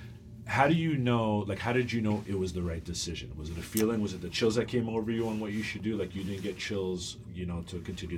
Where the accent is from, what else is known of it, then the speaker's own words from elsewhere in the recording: Long Island, New York, United States; I grew up in Long Island